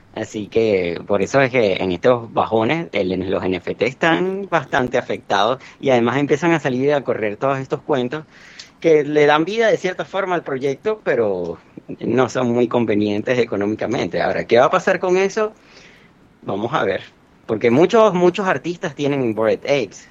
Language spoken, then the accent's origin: Spanish; Venezuela; en mi país, en Venezuela